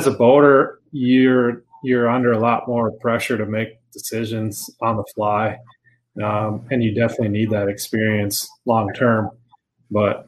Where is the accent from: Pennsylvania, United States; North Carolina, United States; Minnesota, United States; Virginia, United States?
Minnesota, United States; Eagan; moved away as an adult; now in Hudson, United States; I grew up in Eagan, and now I live in Hudson.